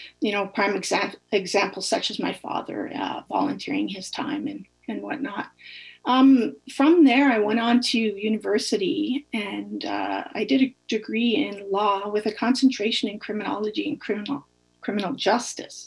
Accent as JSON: {"language": "English", "region": "Northern Ontario", "country": "Canada", "tie": "born or raised there", "said": "I was born and raised in a small Northern Ontario community"}